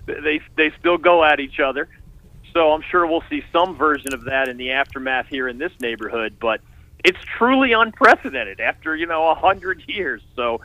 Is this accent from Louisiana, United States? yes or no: no; Pennsylvania, United States; moved away; I grew up in Pennsylvania